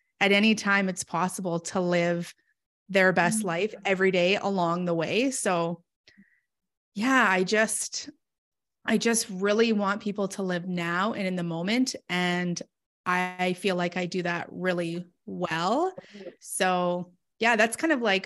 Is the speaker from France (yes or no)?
no; Canada; I'm from Canada.